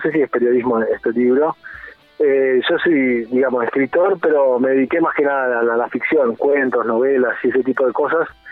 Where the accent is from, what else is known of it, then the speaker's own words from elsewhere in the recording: Argentina; moved away as an adult; now in Montevideo, Uruguay; soy argentino. Eh, vivo acá en Montevideo desde hace como 15 años